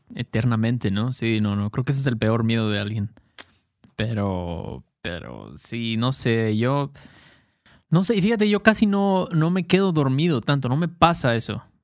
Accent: Mexico; Obviamente somos mexicanos, entonces usamos muchísimas muchísimos coloquialismos y slang de México

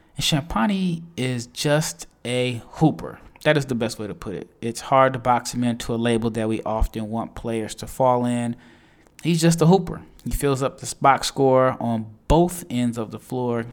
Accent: Nebraska, United States; I am born and raised in Nebraska, a Husker fan

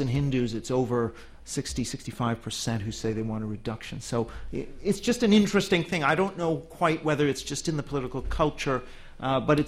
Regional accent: Canada; now in United Kingdom; I'm from Canada, which is a relatively high immigration country

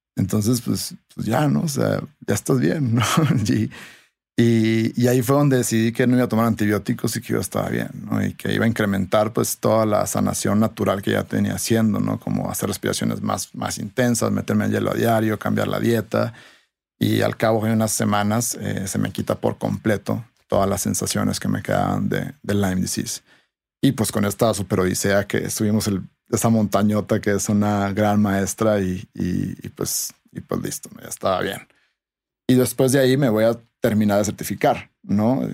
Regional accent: Sonora, Mexico; now in Mexico City, Mexico; yo soy de Sonora

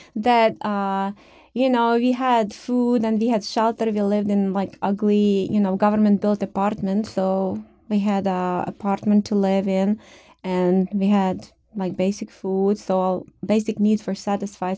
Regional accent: Ukraine; moved away as an adult; now in United States; I was born in the Soviet Union, I guess, uh, Ukraine, which was one of the fifteen republics

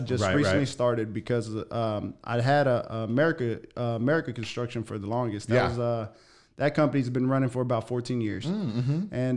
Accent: Waco, Texas, United States; I grew up here in Waco, south side of Waco

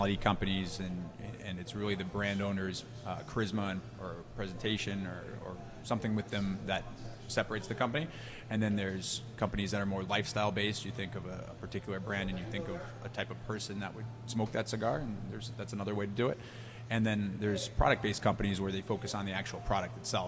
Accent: Massachusetts, United States; I grew up in Massachusetts, which is not known for its tobacco culture

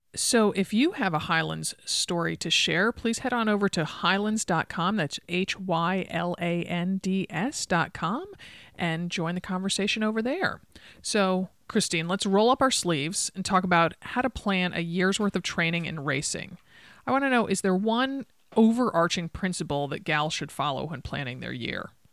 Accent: East Coast, United States; now in Oregon, United States; I grew up on the East Coast. I live here in Oregon

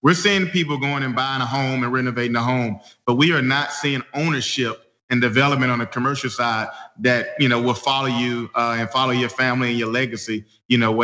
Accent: Birmingham, Alabama, United States; I'm just a loud voice in Birmingham because I sacrifice everything to come back to my hometown

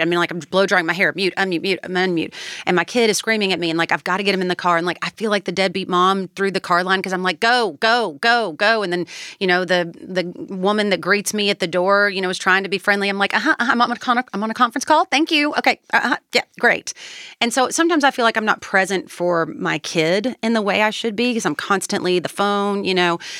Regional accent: Kentucky, United States; I was born and raised in Kentucky.

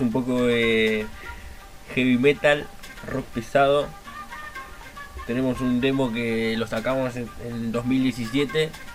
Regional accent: Comodoro Rivadavia, Chubut, Argentina; Somos de Comoro Rivadavia, Chubut

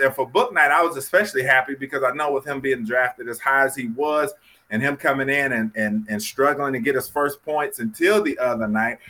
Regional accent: North Carolina, United States; I'm from North Carolina.

